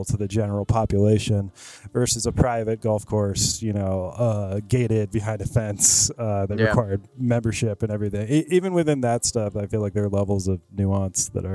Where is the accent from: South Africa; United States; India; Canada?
United States; Cincinnati, Ohio; also born or lived in Palm Springs; now in Los Angeles, United States; I'm originally from Southern Ohio, and I'm from not just I'm from Cincinnati, but I'm also from the suburbs on the east side of Cincinnati